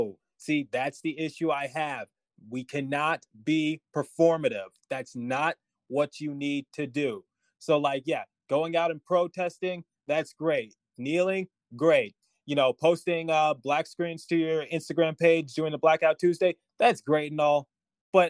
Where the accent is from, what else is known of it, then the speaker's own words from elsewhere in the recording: United States; Since we're all American, you know, we consider Canada, you know, being a different country